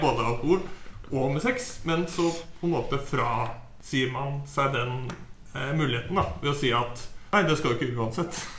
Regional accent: Halden, Østfold, Norway; jeg hadde jo en kompisgjeng hjemme i Halden.

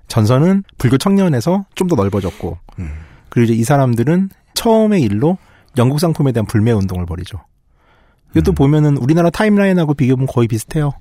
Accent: South Korea

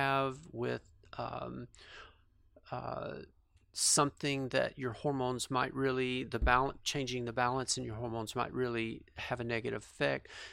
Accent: Fort Worth, Texas, United States; I grew up in, uh, a suburb of Fort Worth

